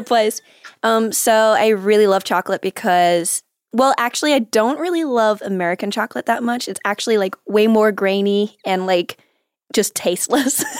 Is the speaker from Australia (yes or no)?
yes; Australia; accent: Australian; now in Los Angeles, United States; I was Australian